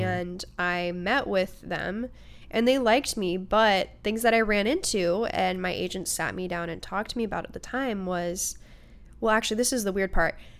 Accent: Port Angeles, Washington, United States; also born or lived in Seattle, Washington; I was also raised out on the Olympic Peninsula in Washington.

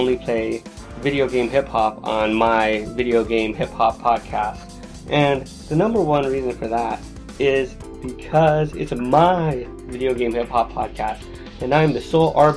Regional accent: Los Angeles, California, United States; a poor kid growing up in Los Angeles in the early 90s

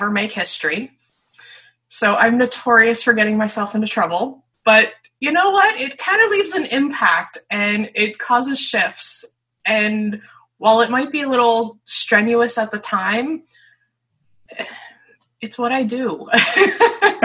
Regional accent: north of Philadelphia, eastern Pennsylvania, United States; I grew up in eastern Pennsylvania, north of Philadelphia

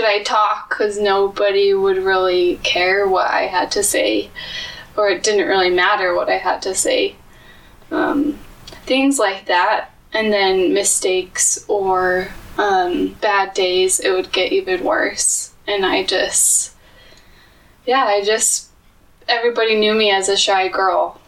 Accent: Utah, United States; I am born and raised in Utah

